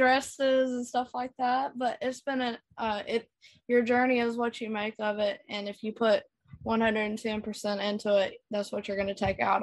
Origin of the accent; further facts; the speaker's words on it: Youngsville, North Carolina, United States; I am from Youngsville, North Carolina